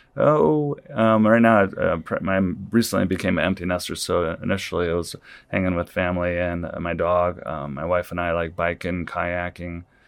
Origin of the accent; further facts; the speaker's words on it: Saint Louis area, Illinois side, United States; moved away as an adult; also born or lived in North Liberty, Iowa; now in Iowa, United States; from the Saint Louis area on the Illinois side originally